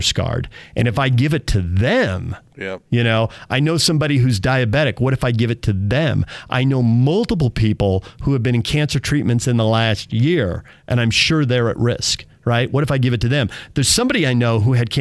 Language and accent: English; United States